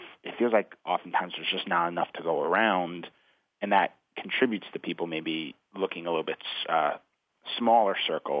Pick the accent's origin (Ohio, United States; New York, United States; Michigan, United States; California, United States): New York, United States; New York City; that's where I was born. I was born and grew up there in the Bronx